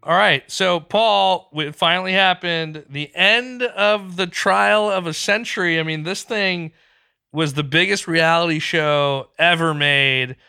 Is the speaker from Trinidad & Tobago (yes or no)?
no; Pakistan; moved away; I grew up in Pakistan. I go back a few times a year